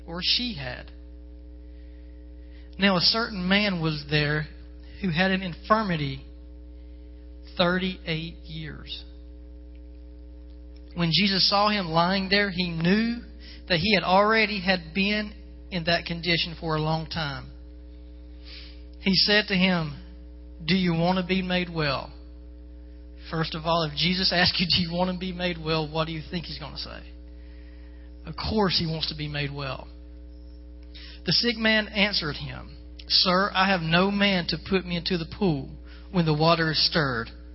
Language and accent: English; Florida, United States; moved away; I'm from Florida